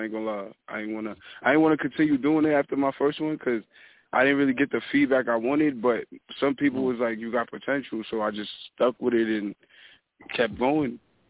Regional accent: New York City, New York, United States; I'm from Harlem, New York, man.

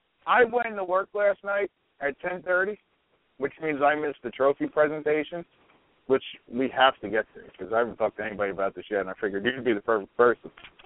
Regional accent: New York, United States; me being a New Yorker and being a Yankee fan

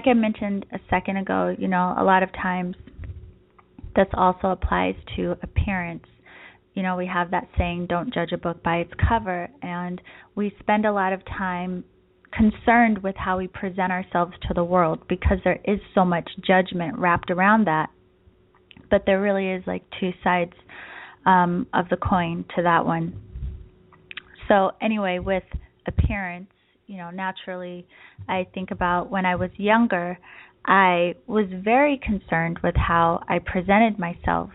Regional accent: East Coast, United States; now in San Diego, United States; I am from the East Coast, but now I live in San Diego

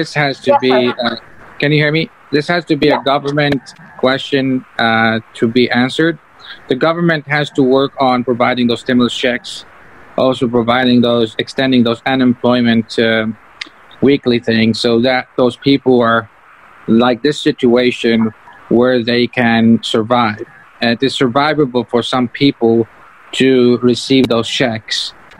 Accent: United States; for me, as from the United States

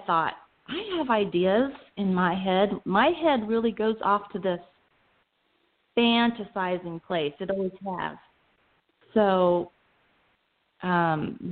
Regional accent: Arizona, United States; also born or lived in Phoenix, Arizona / Prescott, Arizona; I was born in Phoenix, Arizona, and lived there till I was about 11 years old, and my parents moved us to Prescott, not Prescott, Prescott, Arizona

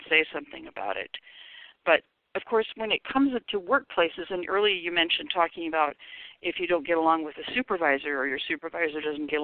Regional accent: Seattle, Washington, United States; I grew up in Seattle

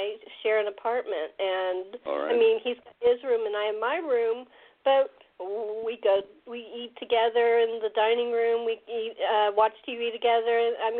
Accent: Los Angeles, California, United States; I'm originally from Los Angeles

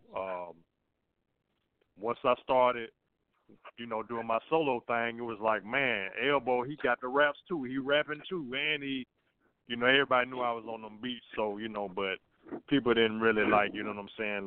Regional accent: Birmingham, Alabama, United States; down here in Birmingham where I'm from

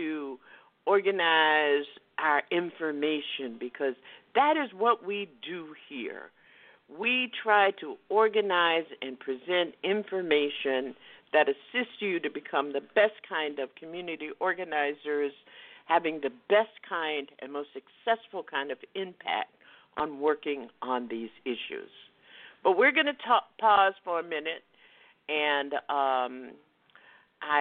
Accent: West Palm Beach, Florida, United States; I grew up in West Palm Beach

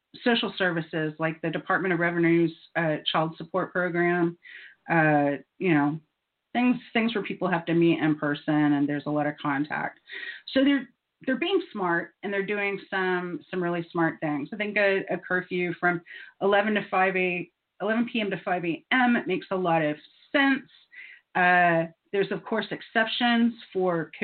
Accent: Satellite Beach, Florida, United States; I grew up in Satellite Beach, it's not very densely populated

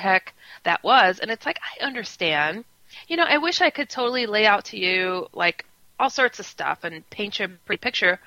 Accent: Wisconsin, United States; also born or lived in San Francisco; now in Chicago, United States; I'm from Wisconsin. I was raised there. I'm from San Francisco otherwise

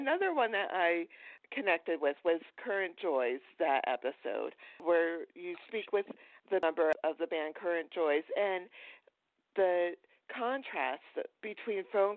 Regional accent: the Poconos, Pennsylvania, United States; I grew up in the Poconos in Pennsylvania

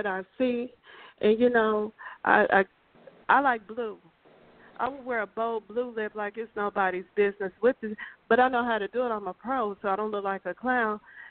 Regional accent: Midwest, United States; moved away; also born or lived in the South; I'm from the Midwest, so we do things a little bit different

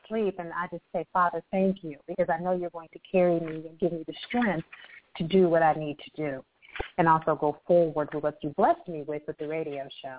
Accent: Akron, Ohio, United States; moved away; also born or lived in Dallas, Texas; a small city girl. I'm born and raised in Akron, Ohio, which is the state LeBron James is from.

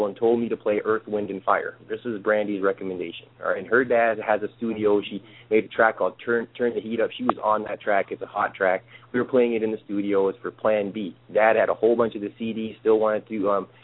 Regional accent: Canada; moved away; also born or lived in Florida / Chicago; I'm from Canada

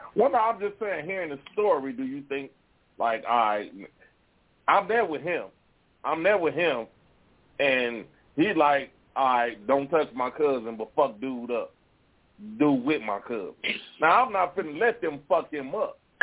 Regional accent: Gary, Indiana, United States; But I did grow up in Concord

